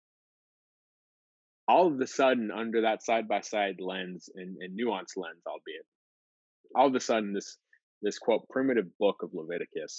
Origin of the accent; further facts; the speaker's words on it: Bay Area, California, United States; Jeff and I hail from California, specifically the Bay Area.